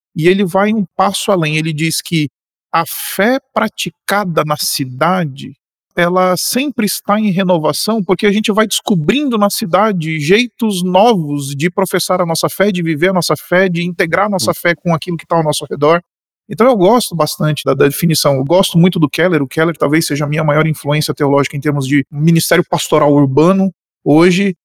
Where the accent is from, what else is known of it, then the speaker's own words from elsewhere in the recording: Boa Vista, Roraima, Brazil; now in São Paulo, Brazil; Eu nasci aqui em São Paulo, vocês sabem disso, e fui passar um exílio da cidade nos anos da minha infância em Roraima